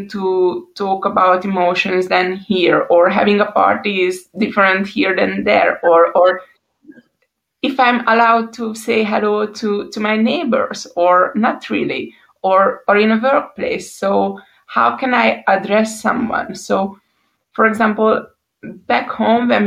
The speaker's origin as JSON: {"language": "English", "country": "Hungary", "moved": "as an adult", "lives_now": "Switzerland", "said": "I'm from Hungary"}